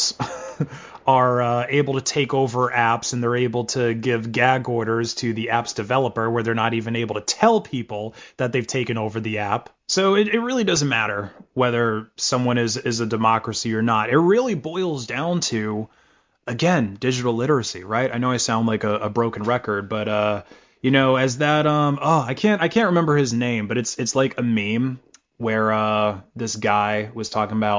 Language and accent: English; United States; As an American